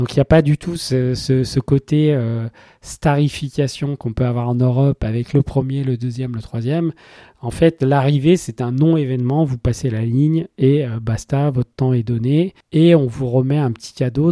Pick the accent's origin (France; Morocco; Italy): France; moi je suis français